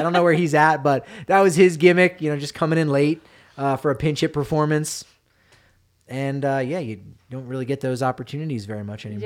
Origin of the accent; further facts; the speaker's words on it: New Jersey, United States; now in Denver, United States; I'm from New Jersey